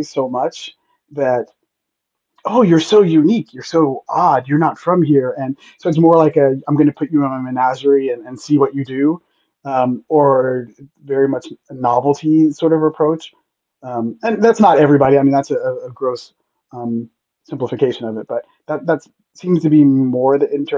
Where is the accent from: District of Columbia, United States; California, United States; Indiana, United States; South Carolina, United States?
California, United States; Los Angeles; also born or lived in Santiago, Chile; I was from Los Angeles